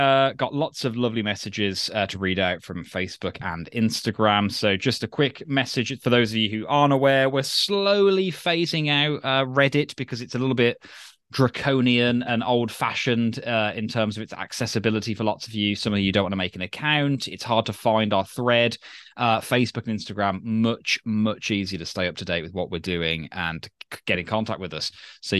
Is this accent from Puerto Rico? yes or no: yes; Puerto Rico; English is a second language; I am from Puerto Rico, a tiny Spanglish-speaking Caribbean island. There's a US Commonwealth territory.